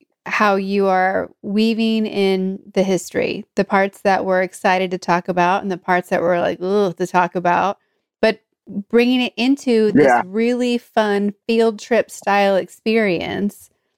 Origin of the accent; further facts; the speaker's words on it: Northeast, United States; moved away as an adult; also born or lived in New Jersey / Philadelphia / Boston; now in California, United States; I grew up in the Northeast where there's access to so much history so easily. We're now living in California.